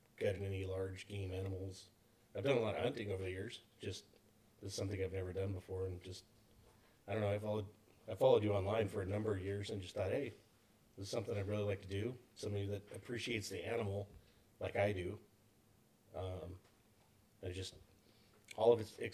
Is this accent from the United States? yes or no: yes; Corona, California, United States; I'm from Corona, California.